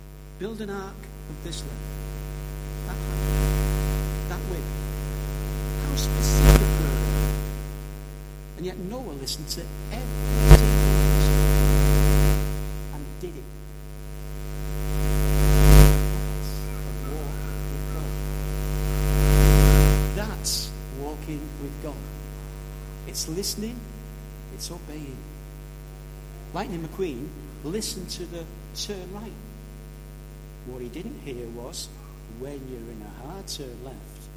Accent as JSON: {"language": "English", "town": "St Helens", "region": "North West England", "country": "United Kingdom", "tie": "born or raised there", "also_born_or_lived": "Birchwood", "moved": "yes", "lives_now": "Warrington, United Kingdom", "said": "I moved to Warrington in the late 1970s. I came from St Helens"}